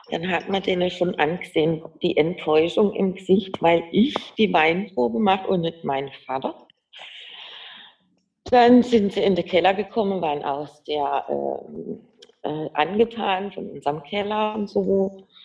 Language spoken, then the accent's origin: German; Baden-Württemberg, Germany; accent: Badisch; ich kann jetzt Schwäbisch leider, ich spreche ja Badisch, wie man hört, also Hochdeutsch kann ich nicht.